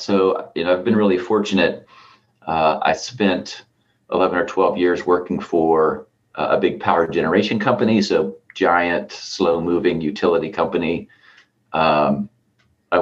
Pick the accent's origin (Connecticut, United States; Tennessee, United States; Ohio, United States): Ohio, United States; Southern; now in Columbus, United States; I grew up actually in Southern Ohio. I tell everybody I had sort of 1 foot in and 1 foot out of Appalachia